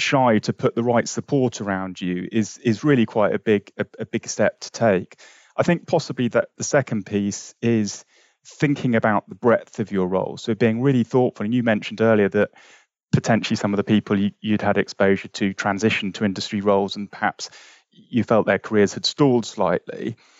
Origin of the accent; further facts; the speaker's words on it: London, United Kingdom; I was brought up in West London